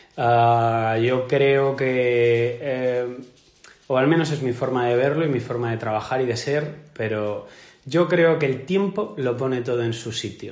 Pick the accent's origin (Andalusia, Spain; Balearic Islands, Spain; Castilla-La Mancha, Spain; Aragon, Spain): Balearic Islands, Spain; Majorca; como buen mallorquín